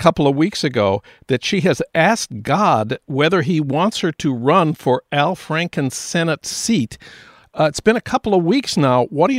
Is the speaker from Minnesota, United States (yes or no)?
yes; St. Paul, Minnesota, United States; now in Los Angeles, United States; In my hometown of St. Paul